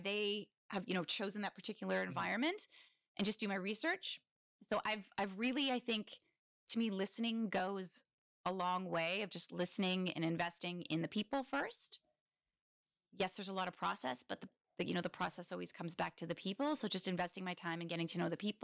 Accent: Kingston, Ontario, Canada; I am a full on townie. I was born in Kingston.

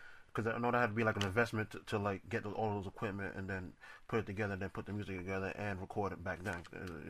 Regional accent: New York City, New York, United States; I'm from Queens too.

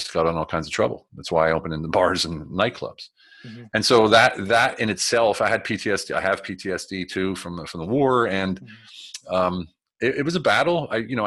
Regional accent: United States; moved away as an adult; also born or lived in Germany / Berlin; now in Budapest, Hungary; I'm an American. Yes, I'm American

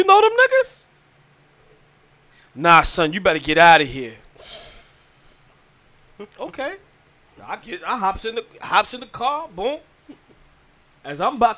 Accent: New York, United States; moved away; I'm from New York

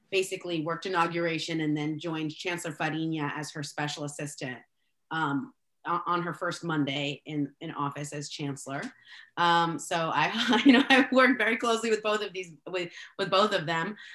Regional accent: El Salvador; I'm, I'm as I uh, mentioned, I'm from El Salvador, uh, a, a country that was never named when I grew up in school.

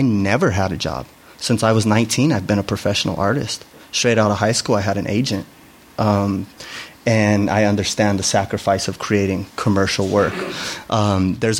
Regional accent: Denver, Colorado, United States; I grew up in Chicano culture in Denver

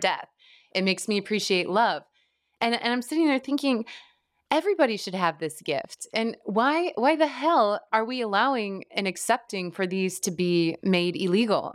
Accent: Midwest, United States; I grew up in the Midwest

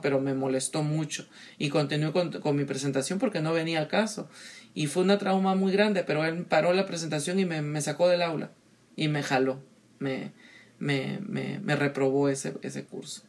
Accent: Peru; born or raised there; moved away

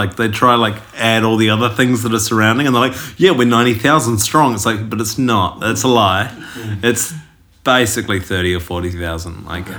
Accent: Nelson, New Zealand; I come from a small town in New Zealand called Nelson.

